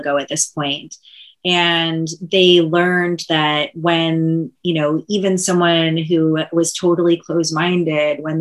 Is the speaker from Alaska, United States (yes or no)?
no; Kansas, United States; moved away; I'm from Kansas